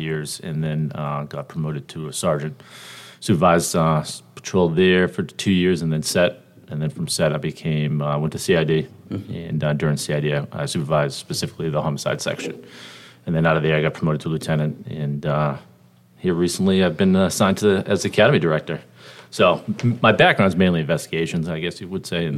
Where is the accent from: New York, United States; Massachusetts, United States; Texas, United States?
Massachusetts, United States; Boston; moved away as an adult; also born or lived in Southwest Virginia; Originally from Boston, Mass. You guys can probably tell my accent here.